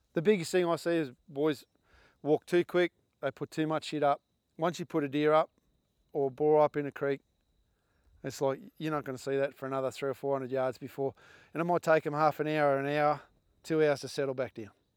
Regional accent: Australia; us as Australian hunters

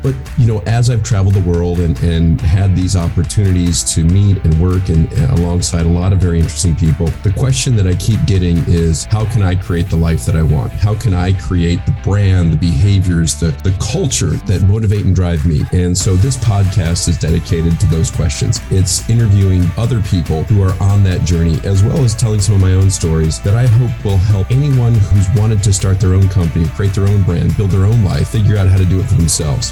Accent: West Michigan, United States; moved away as an adult; now in California, United States; I grew up in West Michigan, so it's sort of similar to Buffalo

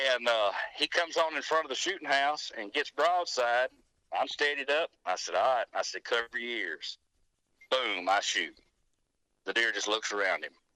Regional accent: Arley, Alabama, United States; Winston County, Alabama

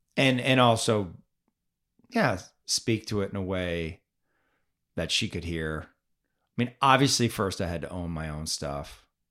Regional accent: Canada; now in United States; I grew up in Canada.

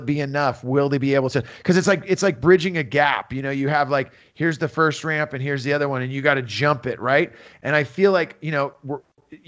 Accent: Santa Cruz, California, United States; also born or lived in San Jose, California / Los Angeles, California; now in Southern California, United States; So I was born on the East Coast, but raised on the West Coast. And West Coast being Santa Cruz, California, till I was 15. And then San Jose

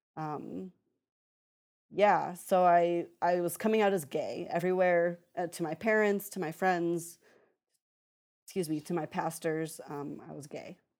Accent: just outside of Chicago, Illinois, United States; I grew up just outside of Chicago

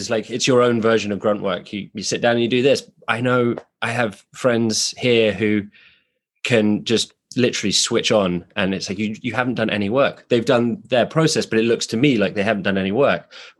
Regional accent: England, United Kingdom; now in United States; as a UK citizen during the Brexit crisis

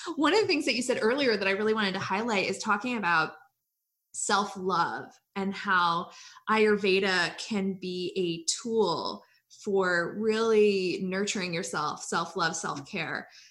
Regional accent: Hawaii, United States; moved away as an adult; also born or lived in Iowa; now in North Carolina, United States; I grew up in Hawaii.

